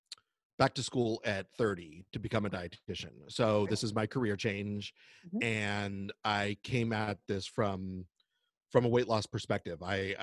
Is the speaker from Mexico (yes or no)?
yes; Mexico; I was born in Mexico. It's just like my roots